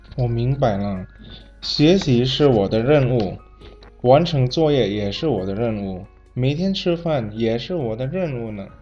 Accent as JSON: {"language": "Chinese", "country": "Indonesia", "said": "来自印尼"}